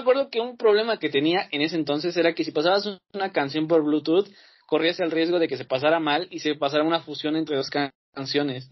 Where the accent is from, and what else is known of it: Mexico